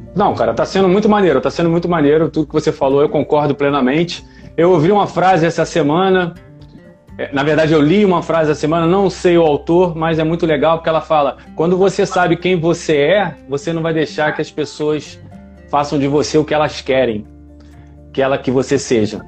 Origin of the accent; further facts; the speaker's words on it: Nova Iguaçu, Rio de Janeiro, Brazil; natural aqui da minha terra, Nova Iguaçu